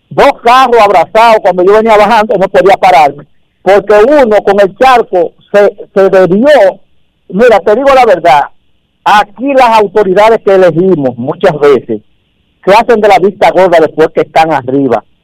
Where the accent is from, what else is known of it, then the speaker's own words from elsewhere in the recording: Dominican Republic; esto es que lo que nos afecta a los dominicanos nos afecta a todos.